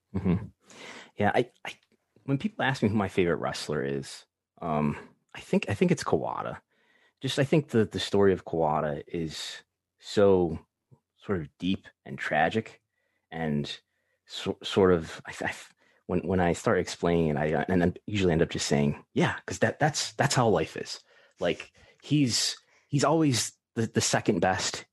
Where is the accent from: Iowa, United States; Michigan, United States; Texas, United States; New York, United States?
New York, United States; Buffalo; I'm from Buffalo, New York, which is where I still live.